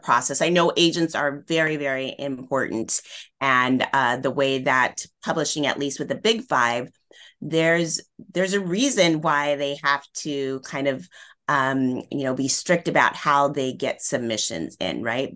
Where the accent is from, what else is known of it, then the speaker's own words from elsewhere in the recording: Northern California, United States; where I grew up in Northern California